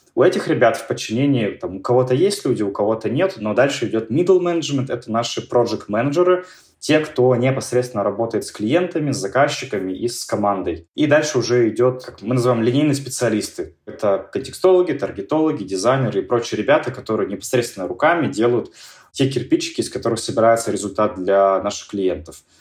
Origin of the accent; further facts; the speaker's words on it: Yekaterinburg, Sverdlovsk Oblast, Russia; в моем родном городе, в Екатеринбурге